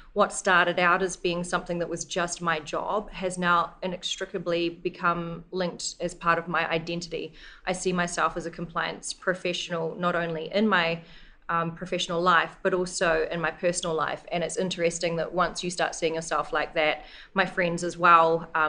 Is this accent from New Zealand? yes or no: yes; New Zealand; moved away as an adult; also born or lived in Singapore; I'm originally from New Zealand